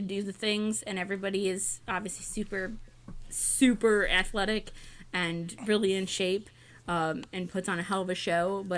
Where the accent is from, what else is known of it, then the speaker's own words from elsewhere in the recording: Ohio, United States; my home state of Ohio